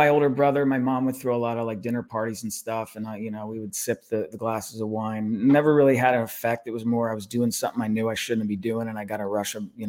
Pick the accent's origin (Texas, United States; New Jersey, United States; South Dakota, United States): New Jersey, United States; northern; also born or lived in Warsaw, Indiana; When I was 3 months old, we moved to northern New Jersey, about a half hour out of New York City.